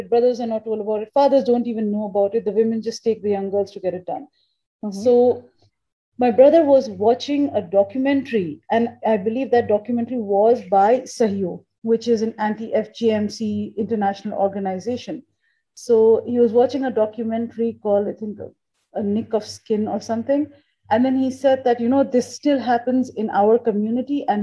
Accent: India; So, um, and I, I am originally Indian. Okay. So my family took me back to India. We used to go to India for summer vacations.

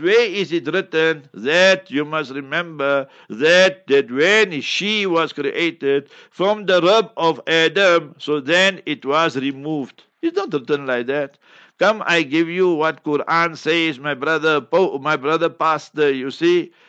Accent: Heidelberg, Gauteng, South Africa; moved away; I personally will be in Heidelberg, my hometown, mashallah. And that is where I sp-, I was born and spread my initial years.

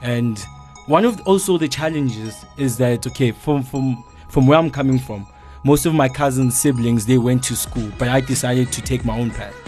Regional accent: Soweto, Gauteng, South Africa; I'm from Soweto, 22 year old.

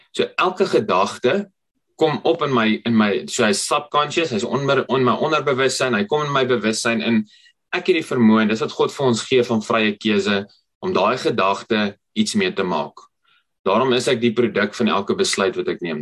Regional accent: Potchefstroom, North West, South Africa; ek kom van Potchefstroom af. My storie het begin daar in Potchefstroom.

